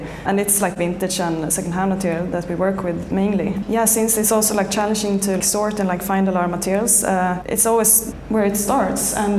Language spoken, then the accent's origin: English; Stockholm, Stockholm County, Sweden; we're both from Stockholm. We're Swedish.